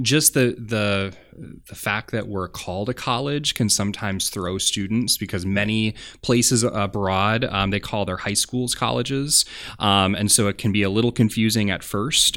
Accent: Janesville, Wisconsin, United States; I grew up in Janesville, Wisconsin

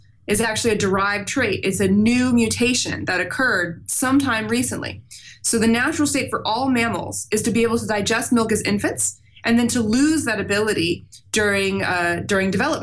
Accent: Overland Park, Kansas, United States; I'm from a suburb of Kansas City called Overland Park

